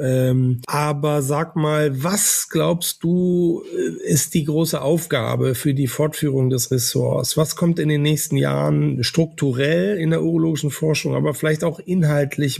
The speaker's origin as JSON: {"language": "German", "region": "Northern Germany", "country": "Germany", "said": "Ich bin ja ein Norddeutscher"}